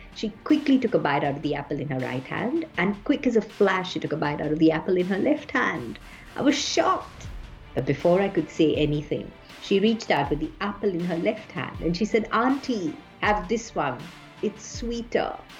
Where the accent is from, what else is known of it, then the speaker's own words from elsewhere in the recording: Mumbai, Maharashtra, India; my childhood and growing up in Bombay